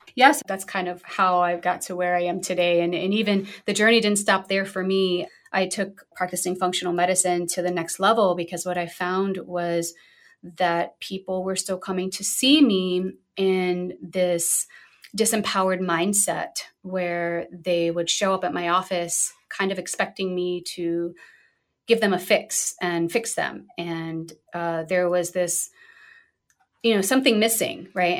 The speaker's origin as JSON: {"language": "English", "town": "New York City", "region": "New York", "country": "United States", "said": "I'm originally from Brooklyn, New York, so I'm a proud New Yorker."}